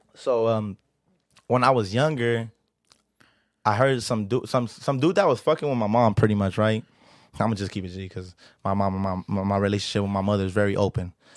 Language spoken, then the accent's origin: English; Los Angeles, California, United States; I'm from South Central L